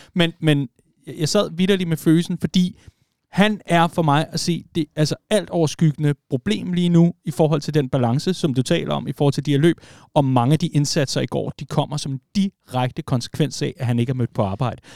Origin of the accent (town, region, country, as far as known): Vestegnen, Capital Region of Denmark, Denmark